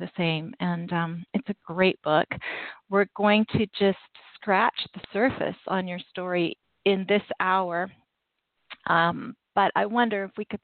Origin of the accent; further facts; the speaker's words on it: Canada; I'm Canadian